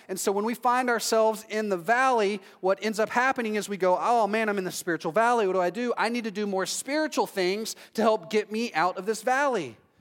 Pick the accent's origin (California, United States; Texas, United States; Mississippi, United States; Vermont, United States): Texas, United States; now in Orlando, United States; I'm from Texas